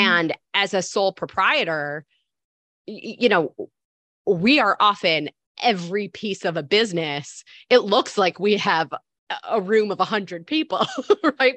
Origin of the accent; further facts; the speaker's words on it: Michigan, United States; moved away as an adult; now in New York, United States; I'm born and raised in Michigan, but I've been in New York for seventeen years